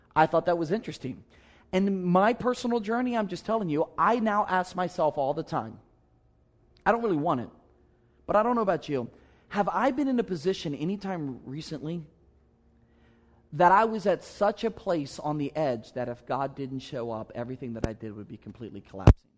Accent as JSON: {"language": "English", "region": "Maryland", "country": "United States", "said": "I'm from Maryland"}